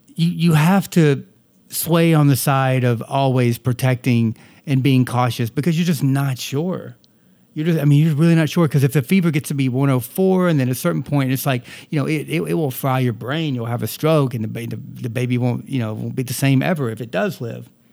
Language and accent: English; the South, United States; accent: Southern; moved away; I am a Southerner and I tend to, uh, talk like a Southerner often